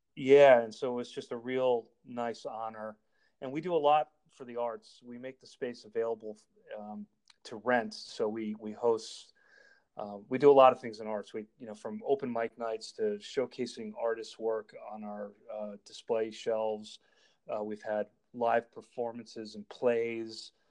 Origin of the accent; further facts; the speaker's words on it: Darien, Connecticut, United States; also born or lived in Manhattan, New York / Richmond, Virginia / New Milford, Connecticut; I grew up in Connecticut. I grew up in Darien and moved back up to New Milford